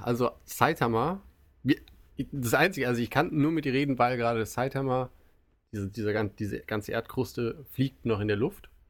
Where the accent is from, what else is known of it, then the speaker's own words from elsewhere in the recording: Germany; now in Japan; als Deutsche